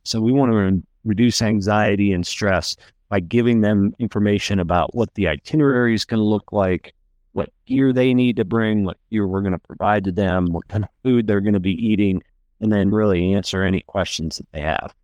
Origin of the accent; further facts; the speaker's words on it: Pennsylvania, United States; moved away; also born or lived in North Carolina; I'm from Pennsylvania